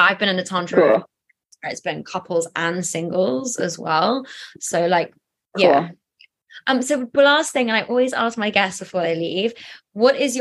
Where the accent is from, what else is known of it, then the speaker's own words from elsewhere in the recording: England, United Kingdom; I'm so English right now